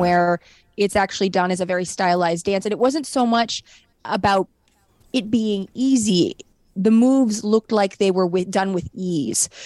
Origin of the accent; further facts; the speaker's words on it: San Fernando Valley, California, United States; I grew up in the San Fernando Valley